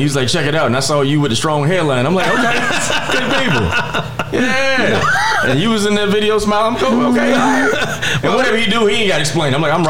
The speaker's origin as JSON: {"language": "English", "region": "the South", "country": "United States", "said": "I think I had it, but I didn't know. Like, I'm from the South. Like, dreams weren't real. Like, where I'm from, you do the formula."}